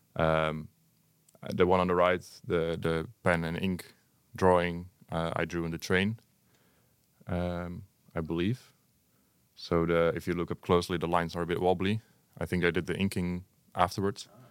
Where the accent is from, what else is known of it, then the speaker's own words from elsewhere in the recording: Hengelo, Overijssel, Netherlands; also born or lived in Enschede; I'm originally from Hengelo also